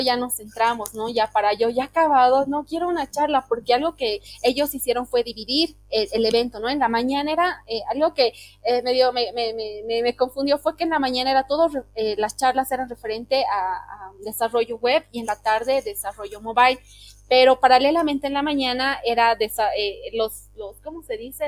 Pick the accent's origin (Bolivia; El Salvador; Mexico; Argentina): Bolivia; soy de Bolivia